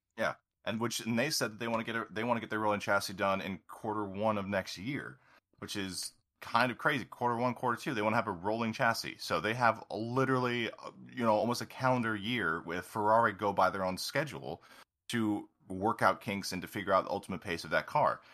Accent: United States; as an American

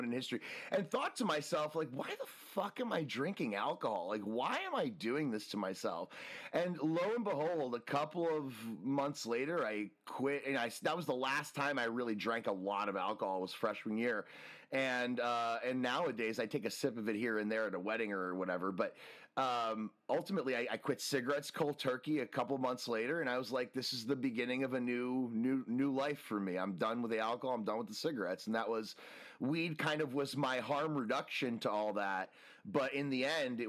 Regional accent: New Jersey, United States; also born or lived in Washington, District of Columbia, United States; now in California, United States; I grew up in New Jersey

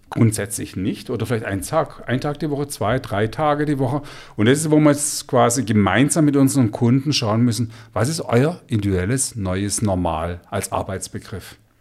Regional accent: Stuttgart, Baden-Württemberg, Germany; bei uns in Stuttgart

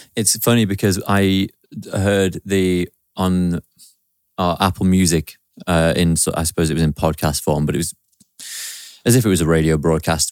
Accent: Stockport, North West England, United Kingdom; also born or lived in Manchester; that's my hometown, Stockport. That's where I grew up.

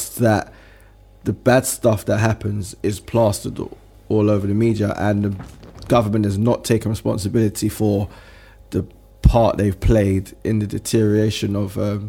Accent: London, United Kingdom; Oh, I'm from Harlesden.

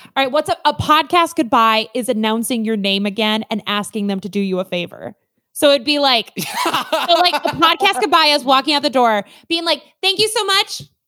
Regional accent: Midwest, United States; we're Midwesterners

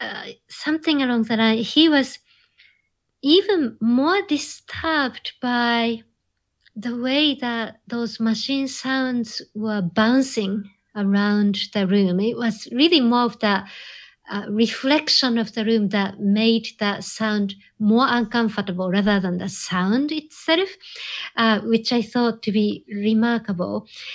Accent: Japan; And I think that born and raised in Japan, something about Japanese culture that tends to regard technology as an extension of nature in some way.

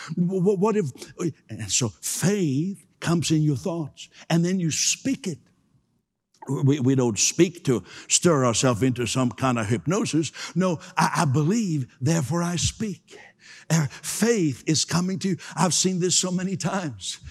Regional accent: Canada; I'm, I'm a Canadian

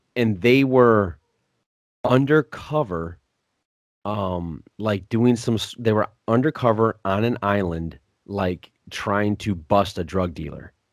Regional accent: Williams Bay, Wisconsin, United States; born or raised there

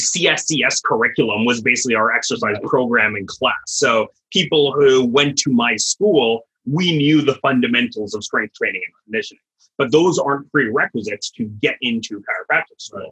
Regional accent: Canada; moved away as an adult; also born or lived in Dallas, Texas, United States; now in Florida, United States; I'm originally Canadian, did my undergrad there

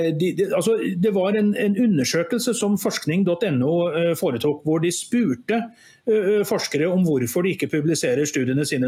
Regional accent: Skaga, Nærøy, Trøndelag, Norway; moved away; also born or lived in Askim / Oslo / Gjøvik; jeg bodde, gikk på barne- og ungdomsskole da en, i en liten grend som heter Skaga, som i, lå i det som da var Nærøy kommune.

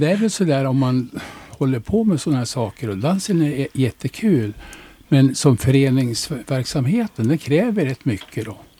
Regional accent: Norrland, Sweden; moved away as an adult; now in Västervik, Sweden; jag är norrlänning

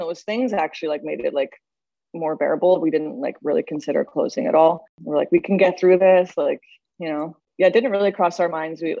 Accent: Saskatoon, Saskatchewan, Canada; moved away as an adult; now in Toronto, Canada; I'm from Saskatchewan, Saskatoon.

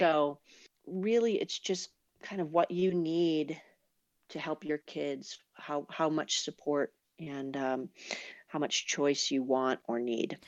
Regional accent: Boston, Massachusetts, United States; moved away as an adult; also born or lived in Vermont / Sacramento area, California; now in California, United States; I grew up in Boston, and then I went to school in Vermont

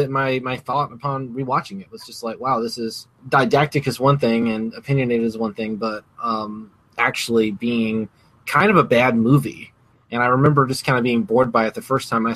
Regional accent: the American South, United States; I grew up in the American South

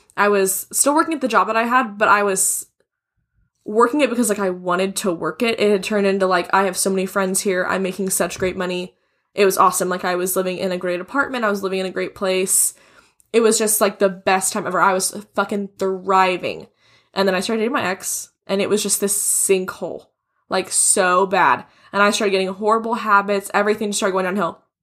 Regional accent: Wichita, Kansas, United States; now in Texas, United States; we're both from Wichita, Kansas, a very small place in the scheme of things.

